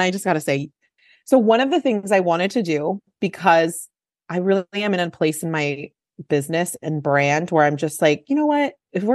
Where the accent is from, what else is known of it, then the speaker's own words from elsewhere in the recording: San Francisco, California, United States; I grew up in San Francisco.